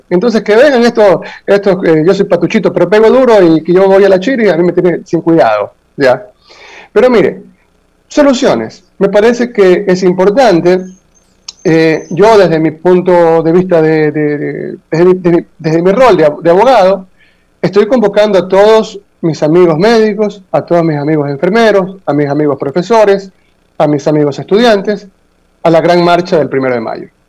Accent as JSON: {"language": "Spanish", "country": "Ecuador", "said": "Aquí, nosotros somos una colonia norteamericana."}